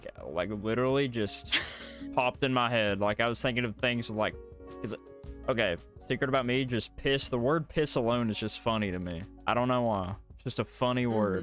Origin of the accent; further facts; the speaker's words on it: the South, United States; we're from the South